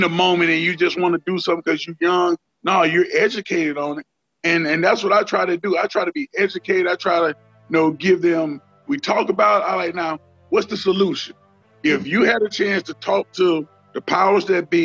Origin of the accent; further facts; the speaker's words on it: Deep South, United States; I grew up in the Deep South